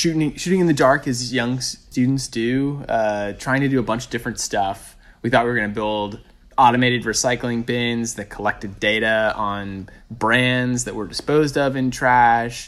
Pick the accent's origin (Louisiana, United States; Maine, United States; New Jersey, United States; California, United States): Maine, United States; rural; moved away as an adult; also born or lived in New York City; my hometown